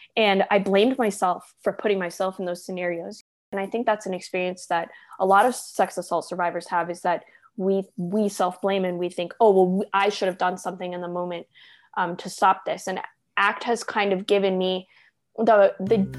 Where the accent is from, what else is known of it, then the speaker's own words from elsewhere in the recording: Southern California, United States; moved away as an adult; now in Denver, United States; I moved from Southern California, which is where I grew up and spent most of my life